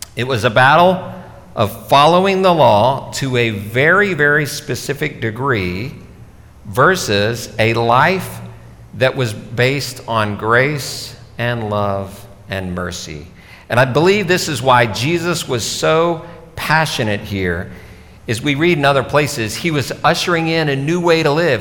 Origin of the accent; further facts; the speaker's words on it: Dallas, Texas, United States; I grew up in Dallas, Texas